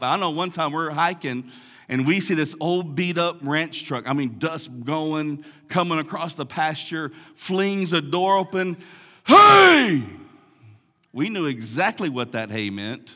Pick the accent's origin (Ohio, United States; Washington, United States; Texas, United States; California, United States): Texas, United States; Big Lake; I grew up in Big Lake, big, big town, big metropolis of Big Lake